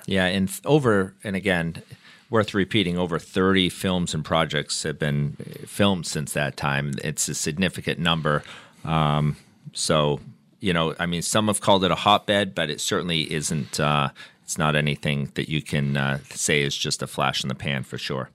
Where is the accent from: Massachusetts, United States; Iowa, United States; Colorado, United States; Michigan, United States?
Massachusetts, United States; Gardner; I grew up in Gardner, and there's a diner there called the Blue Moon Diner